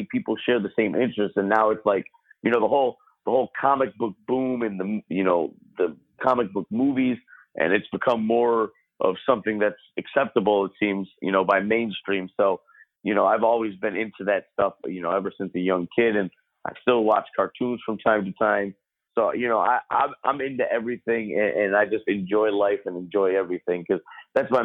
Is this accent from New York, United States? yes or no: yes; Utica, New York, United States; I am from Utica, New York